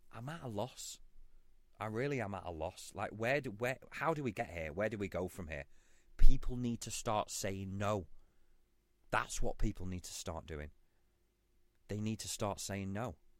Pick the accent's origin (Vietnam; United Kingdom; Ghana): United Kingdom; I'm a Brit